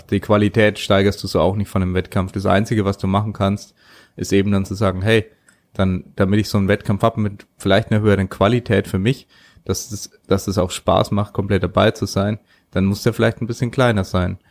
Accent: Germany; bei uns in Deutschland

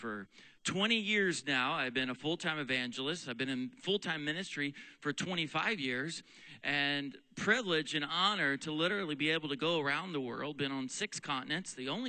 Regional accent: Texas, United States; also born or lived in Oklahoma / Pennsylvania; In fact, this is now where we live in our home state of Pennsylvania. My wife is from here. I'm from Texas and Oklahoma

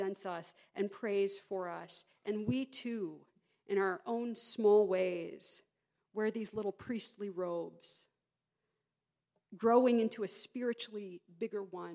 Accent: Georgia, United States; moved away; I grew up in Georgia

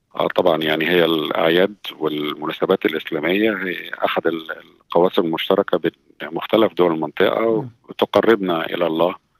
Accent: Egypt; moved away as an adult; now in Sydney, Australia; عندنا في مصر

